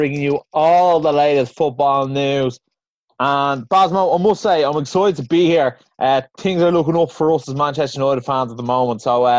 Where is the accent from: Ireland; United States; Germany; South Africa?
Ireland